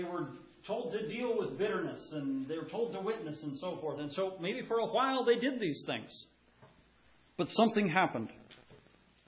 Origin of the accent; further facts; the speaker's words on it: United States; we do as American Christians